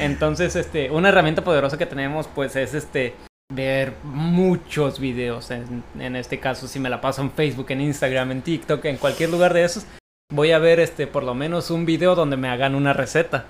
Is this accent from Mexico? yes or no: yes; Tijuana, Baja California, Mexico; soy originario de Tijuana y radico en esta ciudad